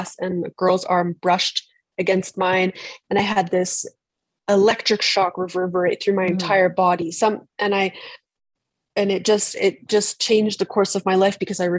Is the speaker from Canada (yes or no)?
yes; British Columbia, Canada; moved away as an adult; now in Berlin, Germany; originally from British Columbia, as I said, on the west coast of Canada, where I am right now